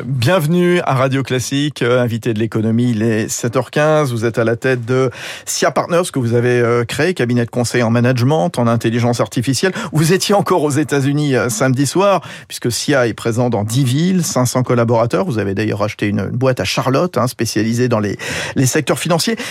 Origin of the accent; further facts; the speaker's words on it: France; chez nous en France